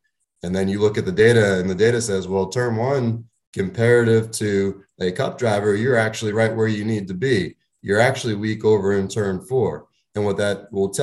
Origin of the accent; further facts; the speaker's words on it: Northeast, United States; I grew up dirt racing in the Northeast